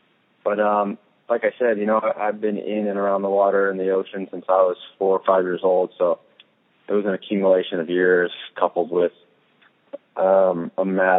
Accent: Santa Cruz, California, United States; Growing up in California, in the Bay Area

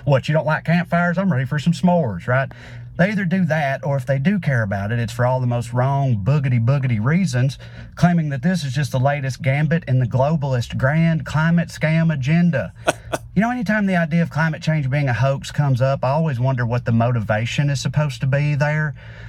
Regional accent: the South, United States; As a Southerner, it particularly drives me crazy that conservatives don't believe in climate change because where I'm from, conservatives love the outdoors.

